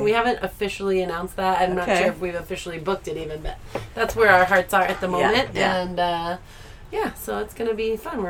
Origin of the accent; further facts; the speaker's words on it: Midwest, United States; We're both from the Midwest.